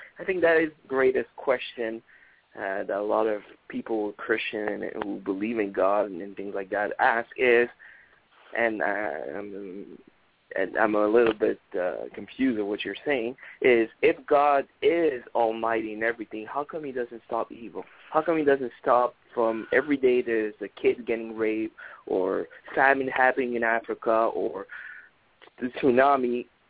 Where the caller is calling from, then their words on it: Montreal, Quebec, Canada; I'm calling all the way from Montreal, Canada.